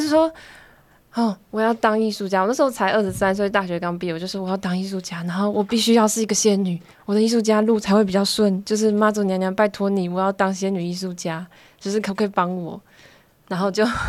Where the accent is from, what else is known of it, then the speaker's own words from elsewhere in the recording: Taipei, Taiwan; 我是台北长大的小孩